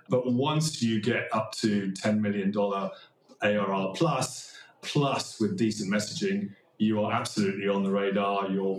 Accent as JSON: {"language": "English", "country": "Kenya", "tie": "born there", "also_born_or_lived": "Nigeria / Thailand / Australia / Sweden", "said": "I was born in Kenya. I lived in Nigeria, Thailand, Australia, Sweden."}